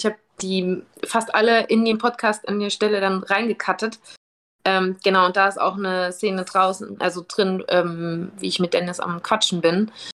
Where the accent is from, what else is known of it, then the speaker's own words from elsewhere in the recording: Germany; wo ich her bin, und ich sag, "Ja, von Germany."